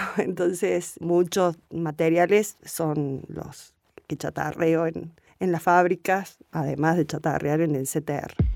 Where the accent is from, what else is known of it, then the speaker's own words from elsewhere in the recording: Río Segundo, Córdoba, Argentina; de mi pueblo, desde Río Segundo